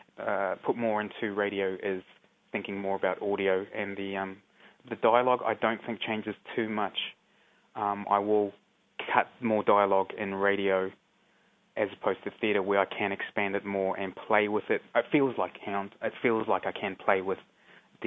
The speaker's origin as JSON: {"language": "English", "region": "Auckland", "country": "New Zealand", "tie": "born or raised there", "also_born_or_lived": "Whakatāne / Mangonui", "said": "Spent most of my time growing up and living around, most of my time actually in Auckland, but also much growing up around Whakatāne and Manganui."}